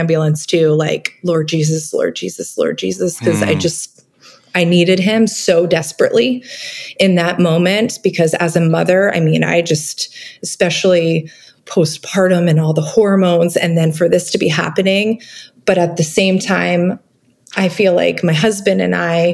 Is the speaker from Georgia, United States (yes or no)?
no; Vermont, United States; I grew up in Vermont